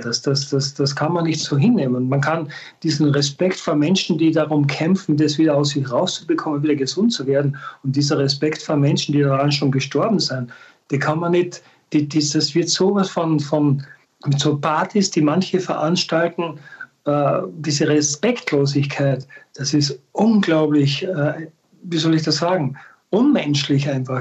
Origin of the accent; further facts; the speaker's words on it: Austria; bei uns in Österreich